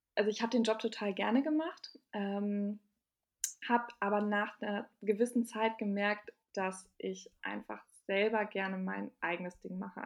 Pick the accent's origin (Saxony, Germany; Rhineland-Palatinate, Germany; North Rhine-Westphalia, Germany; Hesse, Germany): North Rhine-Westphalia, Germany; Bielefeld; now in Berlin, Germany; ich bin aus, ähm, gebürtig aus Bielefeld